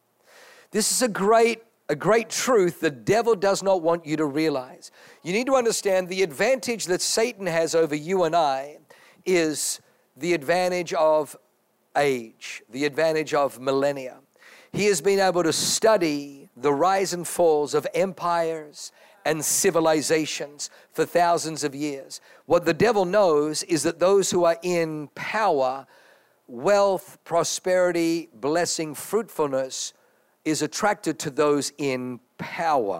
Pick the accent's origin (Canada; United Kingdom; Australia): Australia; also born or lived in Germany / New Zealand; now in United States; I was born in Germany, grew up in Australia, lived in New Zealand. Now I live in America